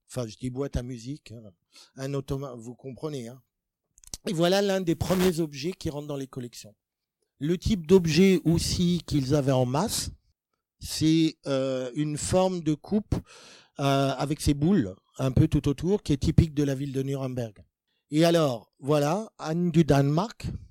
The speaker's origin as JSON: {"language": "French", "country": "France", "said": "nous, en tant que Français"}